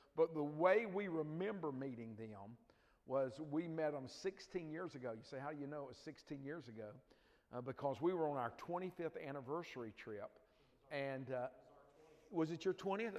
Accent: Dothan, Alabama, United States; I grew up in L.A. Uh, no, that's not Los Angeles if you're thinking that. It's lower Alabama

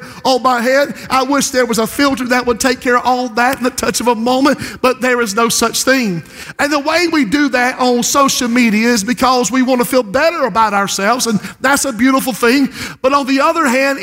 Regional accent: Society Hill, South Carolina, United States; when I was growing up in Society Hill, we barely had a telephone

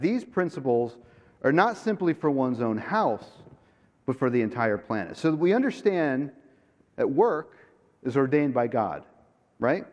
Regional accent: Jupiter, Florida, United States; I am from Florida, from Jupiter, Florida

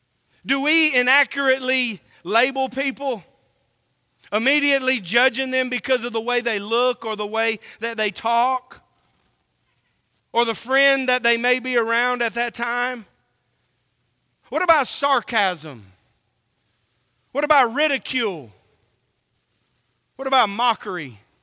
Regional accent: Oklahoma, United States; born there; also born or lived in California; now in Tennessee, United States; I was born in Oklahoma. I lived in California. And now I live in Tennessee. Boy, I got a smorgasbord of accents, right?

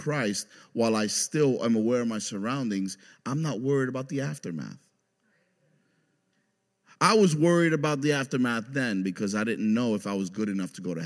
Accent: New York City, New York, United States; moved away; I grew up in New York City in the Bronx

